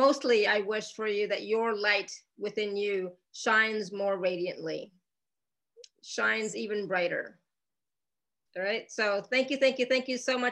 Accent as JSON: {"language": "English", "country": "Canada", "moved": "yes", "said": "I come from Canada"}